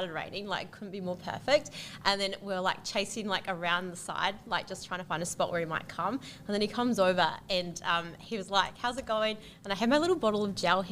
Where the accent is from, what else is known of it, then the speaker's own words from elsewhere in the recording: New Zealand; now in Gold Coast, Australia; I'm a Kiwi. I moved to the Goldie about 11 years ago, so I'm still there